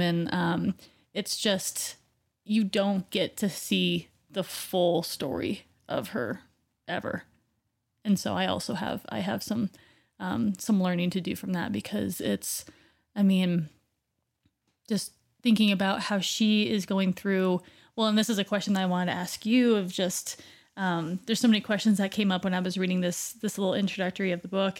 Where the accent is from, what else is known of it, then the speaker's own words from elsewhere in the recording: Oregon, United States; moved away; born in Oregon and, you know, being close to the water